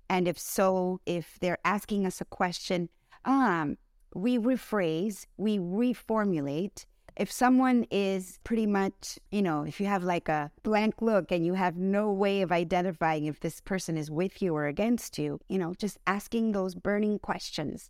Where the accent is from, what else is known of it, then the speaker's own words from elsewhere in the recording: United States; I was born in the United States.